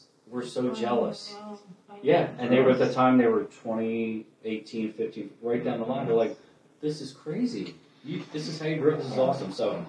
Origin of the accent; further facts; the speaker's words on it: Philadelphia, Pennsylvania, United States; moved away as an adult; We grew up in Philly, Matty Young. I was there my first 50 years. Total neighborhood, row house, Philly.